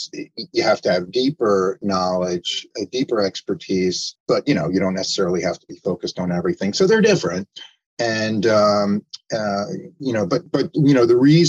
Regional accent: New York, United States; also born or lived in Arizona / New Jersey; I'm from New York originally, but I also live in Arizona

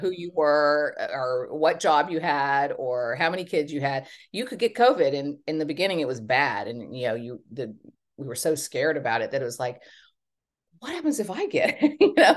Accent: Texas, United States; moved away as an adult; also born or lived in Los Angeles, California; now in Hampton Bays, United States; I'm from Texas and I'm a very proud Texan

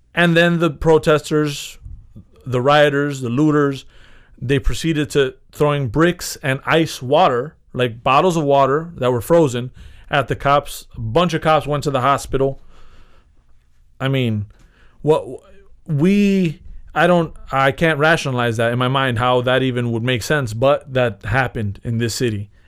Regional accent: United States; I'm from America

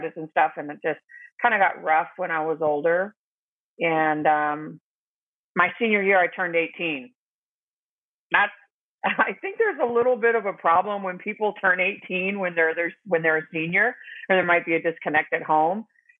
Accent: Arizona, United States; I'm the oldest of six kids, And two of us have the same father, and we lived here in Arizona

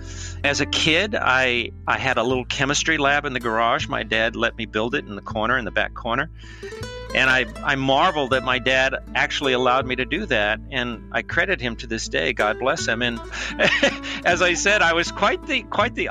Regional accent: Los Angeles, California, United States; I was born in East Los Angeles

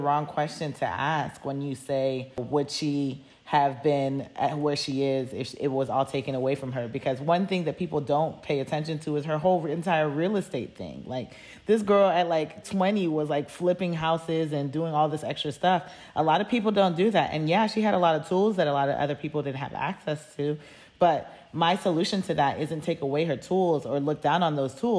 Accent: United States; being American

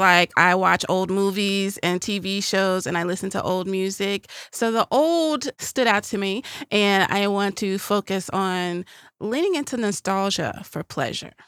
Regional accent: the South, United States; I'm from the South

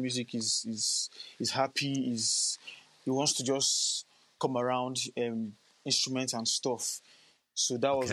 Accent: Lagos, Nigeria; also born or lived in Cross River State, Nigeria; I'm a native of um, Crush, somewhere called Cross River State in Nigeria. Okay. But I was born and bred in Lagos, Nigeria.

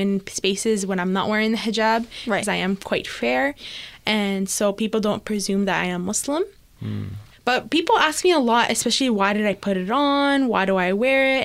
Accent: Toronto, Ontario, Canada; I'm from Etobicoke

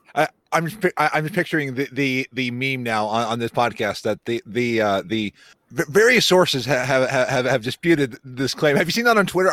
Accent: Dublin, Ohio, United States; I am from Dublin, Ohio.

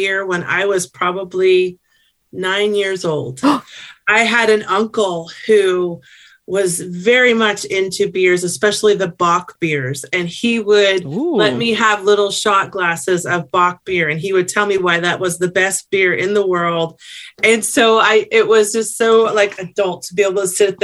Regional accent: Sacramento, California, United States; I'm from Sacramento, California

